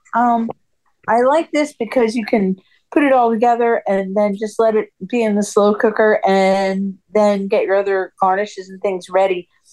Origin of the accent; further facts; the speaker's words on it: California, United States; I grew up in California